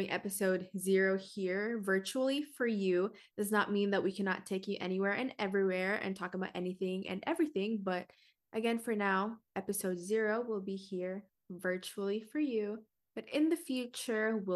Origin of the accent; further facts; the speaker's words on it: Washington, United States; But that is because I am personally from Washington State. This is where I reside, this is where I live.